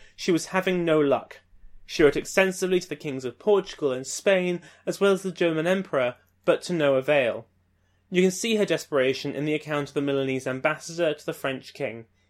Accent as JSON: {"language": "English", "country": "United Kingdom", "moved": "yes"}